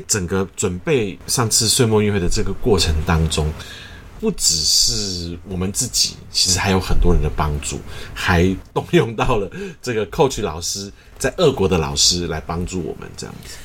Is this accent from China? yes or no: no; Taiwan; first language Mandarin Chinese; also born or lived in United States; 我自己的母语当然是中文，然后我家里是客家人，所以我会讲客家话。然后从小在台语的环境长大